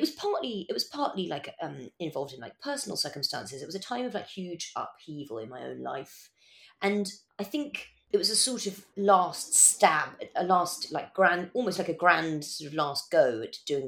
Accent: Madagascar; also born or lived in Kenya / Yemen / Morocco; when I was growing up in Madagascar and Kenya and Yemen and Morocco, Dartmoor was where we went every summer.

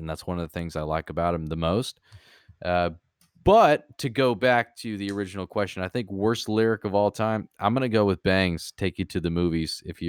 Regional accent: Jacksonville, Florida, United States; So I'm originally from Jacksonville, Florida

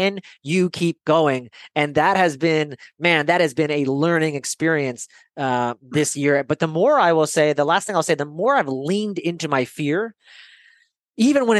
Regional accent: Bay Area, California, United States; moved away as an adult; also born or lived in San Francisco; now in Idaho, United States; I'm in Idaho right now, but I grew up in the Bay Area in California.

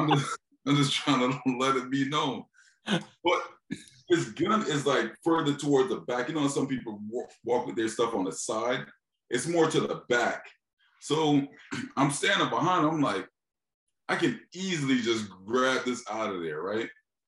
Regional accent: Philadelphia, Pennsylvania, United States; You're from Detroit. I'm from Philly. Like, motherfuckers don't, it's no open carrying in Philly, right?

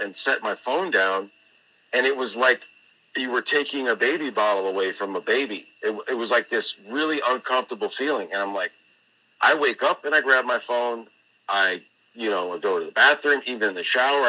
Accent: Tampa, Florida, United States; moved away as an adult; also born or lived in New England; moving back to my home state, my own old stomping grounds in Tampa, Florida.

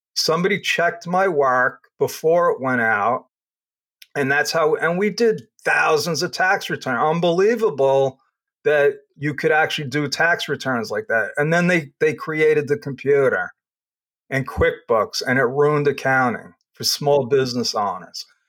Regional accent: Long Island, New York, United States; also born or lived in Brooklyn; I grew up on Long Island

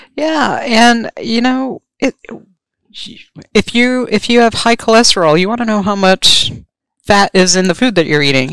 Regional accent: Rhode Island, United States; moved away; also born or lived in Maryland; I'm from New England. I'm actually um, from Rhode Island, of all places

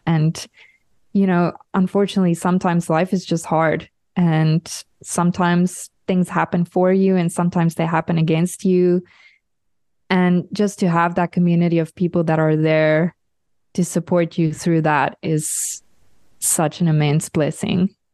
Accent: South Africa; now in Europe; I'm a South African living in Europe

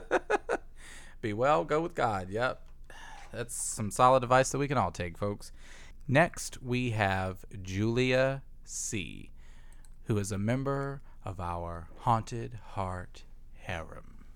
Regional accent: Virginia, United States; the schools where we're from.

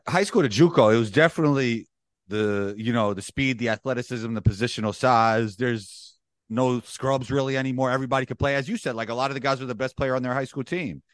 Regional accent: New York City, New York, United States; moved away as an adult; growing up in Riverdale in the Bronx, it's a Jewish community within the Bronx

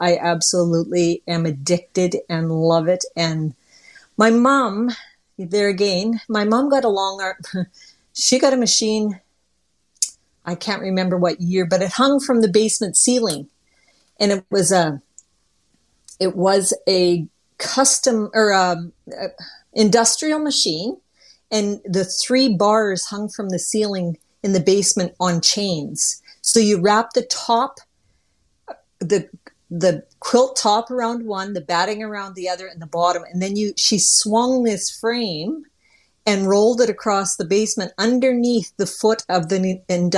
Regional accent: Rainy River, Ontario, Canada; accent: Canadian; also born or lived in Baudette, Minnesota; now in Manitoba, Canada; my parents lived in Rainy River, Ontario. The hospital was in Bedette, Minnesota.

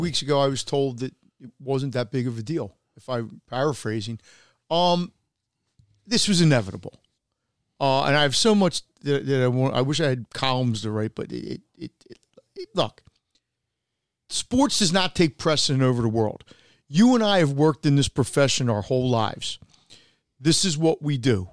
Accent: United States

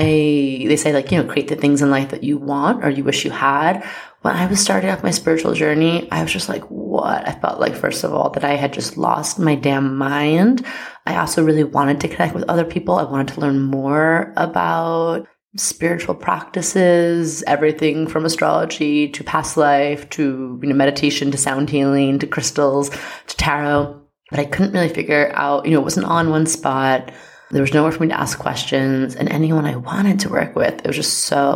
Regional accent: New York, United States; I am a New Yorker

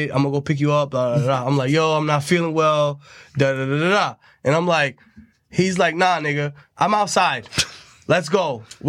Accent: Tampa, Florida, United States; I grew up in Tampa.

